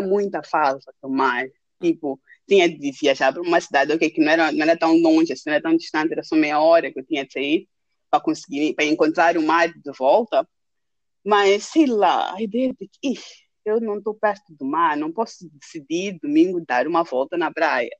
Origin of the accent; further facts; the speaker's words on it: Maputo, Maputo City, Mozambique; moved away as an adult; also born or lived in Lund, Sweden; now in Stockholm, Sweden; crescendo em Maputo